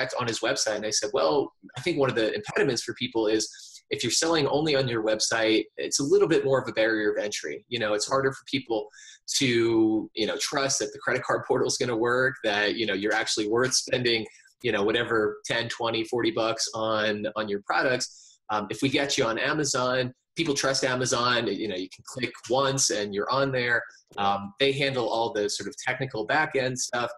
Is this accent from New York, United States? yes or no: yes; New York City, New York, United States; moved away as an adult; also born or lived in Virginia; I grew up in New York City in the heart of Metropolis, and I lived there for most of my life